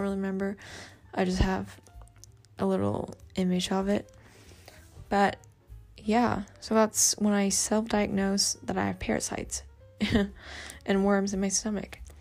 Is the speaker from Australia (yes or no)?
yes; Australia; accent: Aussie; my crazy Aussie accent